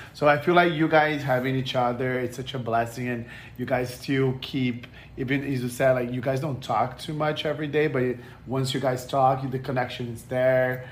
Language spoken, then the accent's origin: English; Brazil; English is a second language; now in United States; I'm from Brazil, and when I moved to America